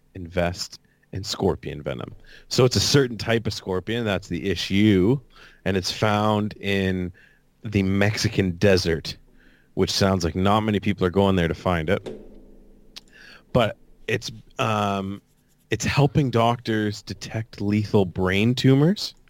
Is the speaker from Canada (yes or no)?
yes; Canada; proud to be Canadian